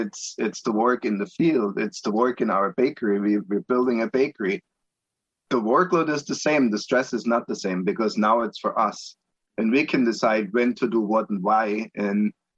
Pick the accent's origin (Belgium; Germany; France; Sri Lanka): Germany; Augsburg, Bavaria; moved away as an adult; also born or lived in Palm Beach, Florida; now in Monticello, United States; I grew up in Augsburg, Germany, which is about 30 miles west of Munich, so southern Bavaria